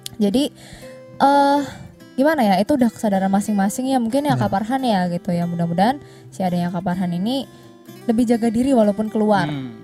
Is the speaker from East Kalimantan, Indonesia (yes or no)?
no; Cilacap, Central Java, Indonesia; moved away as an adult; aku kan dari Cilacap maksudnya masih satu pulau